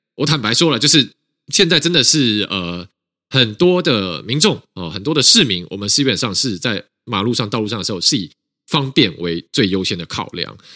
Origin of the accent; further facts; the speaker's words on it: Taiwan; 那台湾在里面扮演一个很关键角色，是因为我们过去底我们也是威权的国家，我们从威权走到了民主。